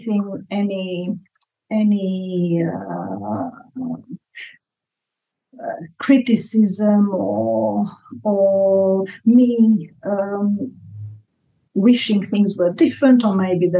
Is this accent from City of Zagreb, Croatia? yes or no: yes; Zagreb, City of Zagreb, Croatia; moved away as an adult; also born or lived in Australia; I was born in 1960 in Zagreb